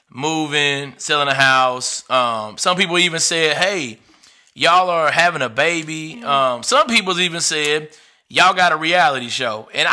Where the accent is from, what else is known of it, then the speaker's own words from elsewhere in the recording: Fort Smith, Arkansas, United States; moved away as an adult; also born or lived in North Carolina; now in Charlotte, United States; I'm born and raised in Fort Smith, Arkansas, right? 11 years ago, I made a journey here with two of my brothers, Chris Williams, Lenny West, and we moved to North Carolina, right?